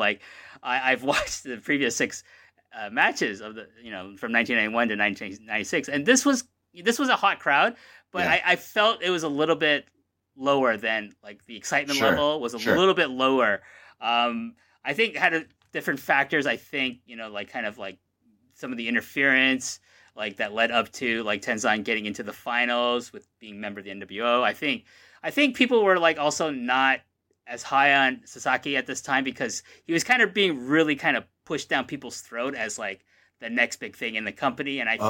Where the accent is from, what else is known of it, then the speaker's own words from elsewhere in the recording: Canada; I am Canadian in every capacity.